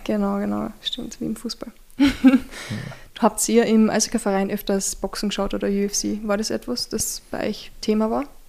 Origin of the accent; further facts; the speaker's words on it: Zwickenberg, Carinthia, Austria; ich bin am Berg aufgewachsen, gell? Zwickimberg